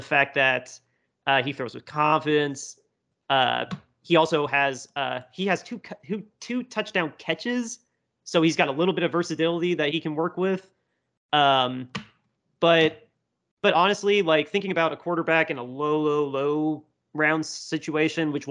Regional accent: Indiana, United States; I'm from Indiana

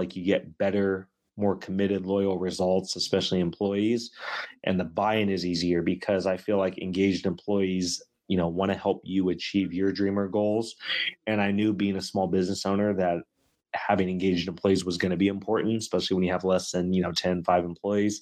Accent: Sacramento, California, United States; being from and in Sacramento

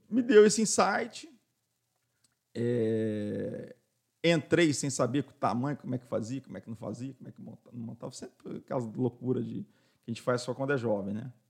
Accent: São Paulo, Brazil; born there; also born or lived in Rio de Janeiro / Foz do Iguaçu / Londrina / Tanzania; Então eu nasci em São Paulo, aí de São Paulo, e tudo ligado às obras do Brasil, né? De São Paulo fomos para a obra do Galeão, né, do governador.

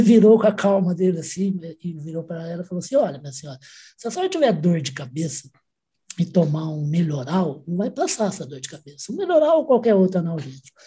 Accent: Ribeirão Preto, São Paulo, Brazil; Eu sou de Ribeirão Preto, por isso que eu não nasci em Ribeirão, mas vivi tanto tempo que na faculdade eu virei o …

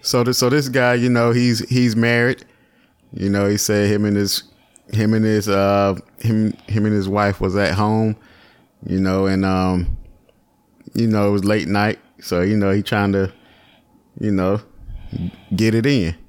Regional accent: Virginia, United States; I'm from Virginia

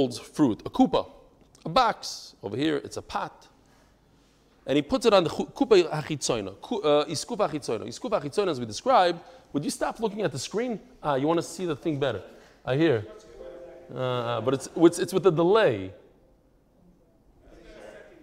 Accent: Lakewood, New Jersey, United States; I was born in New Jersey, but only in Lakewood. That's the only place I know.

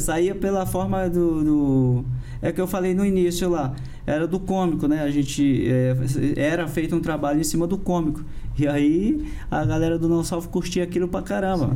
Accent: Brasília, Federal District, Brazil; also born or lived in Parauapebas, Pará; lá em Brasília que eu fui que eu fui criado

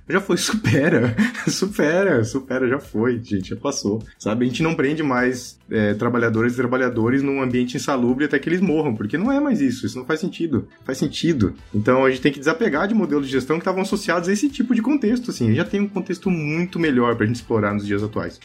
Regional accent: Santa Catarina, Brazil; also born or lived in Blumenau, Santa Catarina; sou catarinense, moro aqui em Blumenau, em Santa Catarina.

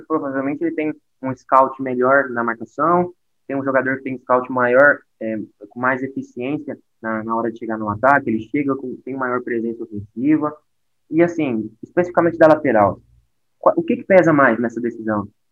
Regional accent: Uberlândia, Minas Gerais, Brazil; Eu sou daqui de Uberlândia.

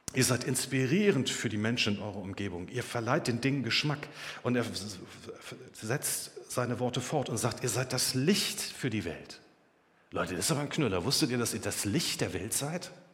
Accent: Germany; Wir haben es doch erlebt als Deutsche.

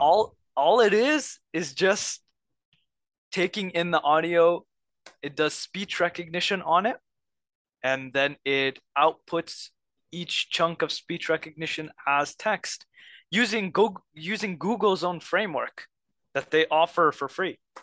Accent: Egypt; moved away; I'm from Egypt

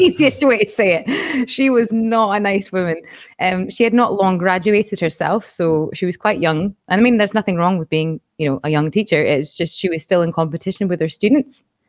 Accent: Aberdeen, Scotland, United Kingdom; moved away as an adult; also born or lived in Edinburgh; the college was in my hometown in Aberdeen

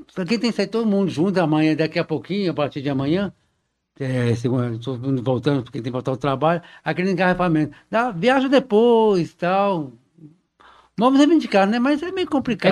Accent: João Monlevade, Minas Gerais, Brazil; minha terra aí, você falou, João Molevade, que eu nasci lá

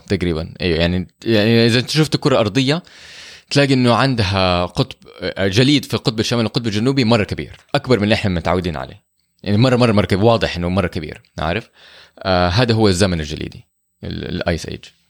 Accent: Saudi Arabia; احنا عندنا في السعوديه

